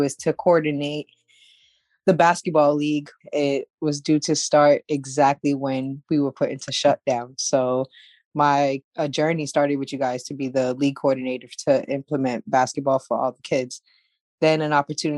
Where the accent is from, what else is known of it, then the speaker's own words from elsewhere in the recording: Worcester, Massachusetts, United States; I'm from Worcester